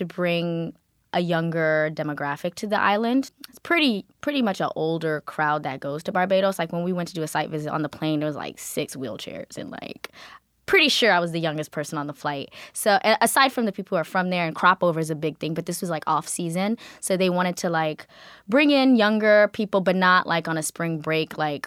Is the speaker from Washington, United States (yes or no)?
no; Georgia, United States; also born or lived in Kenya; I grew up in a predominantly African-American community, but also where I grew up in Georgia